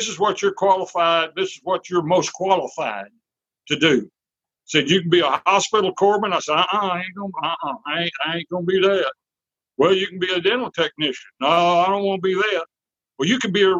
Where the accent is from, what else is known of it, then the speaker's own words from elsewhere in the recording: San Antonio, Texas, United States; I was born and raised in San Antonio, Texas.